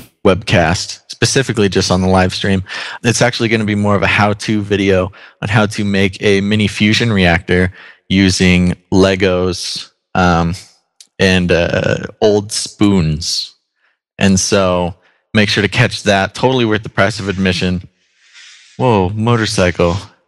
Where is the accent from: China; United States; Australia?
United States; I'm an American. I love all of this beautiful country and everything she has to offer.